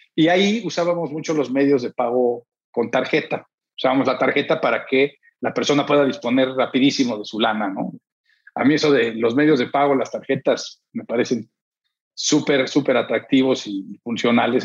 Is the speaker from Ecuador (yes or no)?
no; Mexico; also born or lived in San Diego; estoy aquí, pero yo soy mexicano